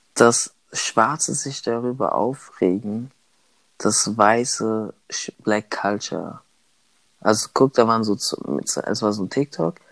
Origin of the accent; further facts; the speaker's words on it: Germany; Ich bin hier in Deutschland aufgewachsen